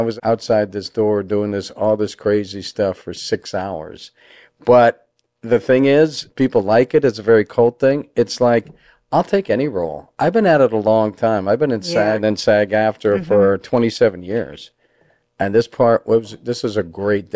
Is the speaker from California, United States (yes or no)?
yes; Los Angeles, California, United States; I grew up in Hollywood around actors